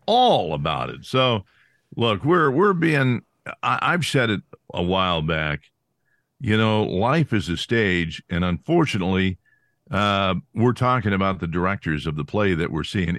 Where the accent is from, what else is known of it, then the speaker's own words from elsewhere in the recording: California, United States; I grew up in California